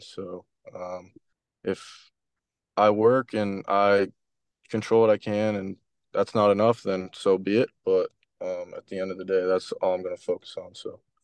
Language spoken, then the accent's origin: English; Canada; moved away as an adult; also born or lived in Wright State; being Canadian